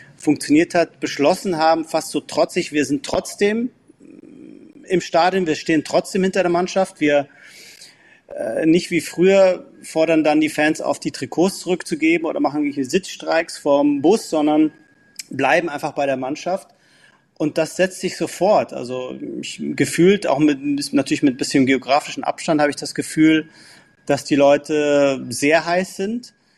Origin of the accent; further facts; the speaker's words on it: Munich, Bavaria, Germany; moved away as an adult; now in London, United Kingdom; ich bin ja Münchner und auch schon seit 1983 Mitglied und Jahreskarteninhaber